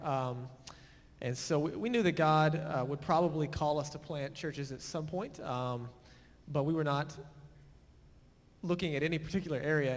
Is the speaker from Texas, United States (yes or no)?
yes; Fort Worth, Texas, United States; moved away as an adult; now in Boulder, United States; we grew up mostly in the Keller area, Fort Worth, Saginaw